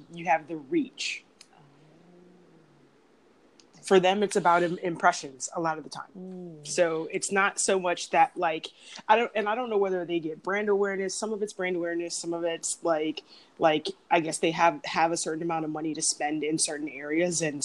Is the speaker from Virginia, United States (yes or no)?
yes; Arlington, Virginia, United States; also born or lived in San Diego, California; I was born in San Diego, but grew up in Arlington, Virginia